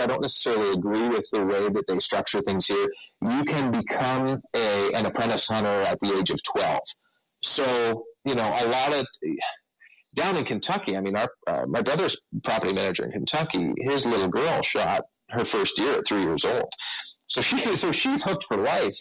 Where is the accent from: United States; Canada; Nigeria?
Canada; Peterborough, Ontario; I grew up here in Peterborough